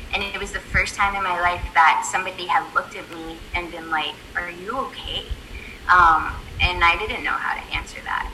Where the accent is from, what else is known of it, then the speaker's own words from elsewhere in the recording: San Antonio, Texas, United States; I grew up in San Antonio